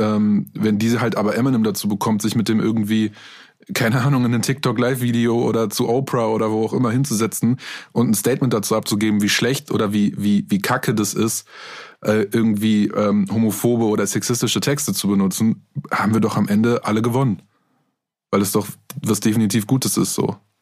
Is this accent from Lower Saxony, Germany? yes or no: no; Minden, North Rhine-Westphalia, Germany; Ich komme aus Minden